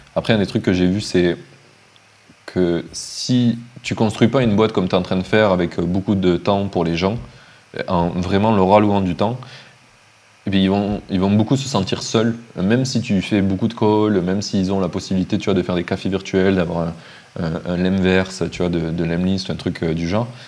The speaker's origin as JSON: {"language": "French", "town": "Montpellier", "region": "Occitania", "country": "France", "also_born_or_lived": "Finland", "moved": "as an adult", "lives_now": "Madeira, Portugal", "said": "je viens de Montpellier"}